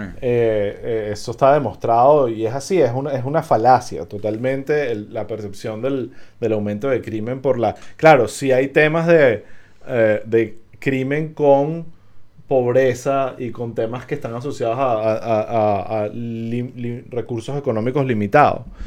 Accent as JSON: {"language": "Spanish", "country": "Venezuela", "moved": "yes", "said": "somos venezolanos"}